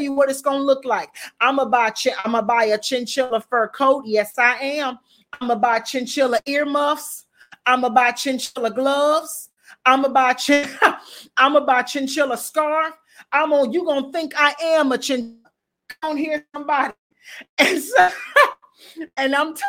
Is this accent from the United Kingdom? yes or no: no; the South, United States; I'm from the South. And believe it or not, it gets cold in the South, but it don't get Chicago cold